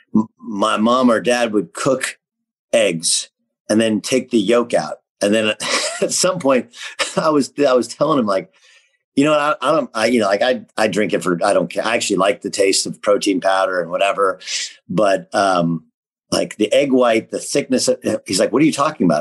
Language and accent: English; Southern California, United States; I grew up in Southern California